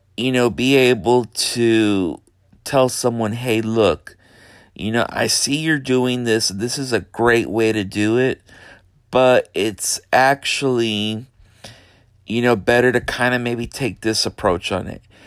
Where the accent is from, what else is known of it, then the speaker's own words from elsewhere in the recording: Brownsville, Texas, United States; also born or lived in Houston, Texas / San Antonio, Texas / Austin, Texas; I grew up in Brownsville, Texas, most of my life